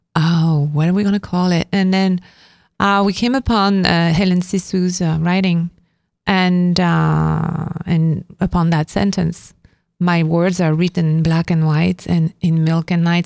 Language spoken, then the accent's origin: English; Avignon, Provence-Alpes-Côte d'Azur, France; moved away as an adult; now in New York, United States; because I come from Avignon